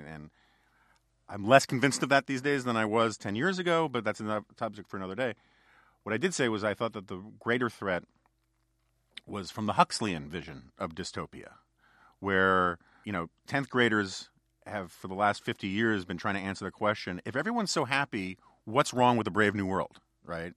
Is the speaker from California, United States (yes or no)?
no; New York City, New York, United States; born or raised there